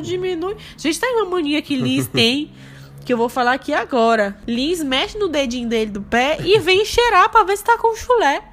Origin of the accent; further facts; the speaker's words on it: Bahia, Brazil; now in Rio Grande do Sul, Brazil; eu sou baiana. Eu sou da Bahia.